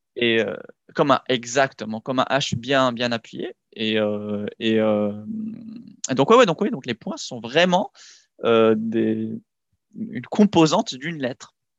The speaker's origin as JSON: {"language": "French", "country": "Morocco", "tie": "born or raised there", "said": "je suis franco-marocain, je suis né au Maroc, j'ai grandi là-bas"}